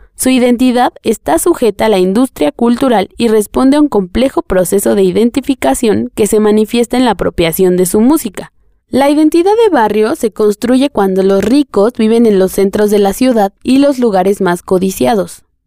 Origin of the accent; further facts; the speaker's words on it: Tlalnepantla, State of Mexico, Mexico; also born or lived in Atizapán; Con el tiempo nos mudamos. Mi familia dejó de vivir en un lugar marginado y llegamos a una colonia de Tlalnepantla, llamada Reyes Iztacala